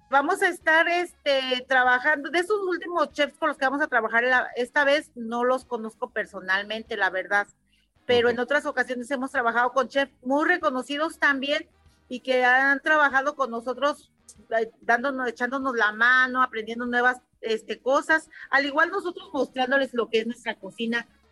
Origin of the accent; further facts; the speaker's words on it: Michoacán, Mexico; una tradición de mi pueblo